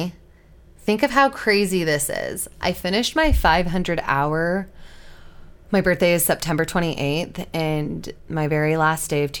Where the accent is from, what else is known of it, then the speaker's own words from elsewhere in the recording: Utah, United States; Growing up in Utah County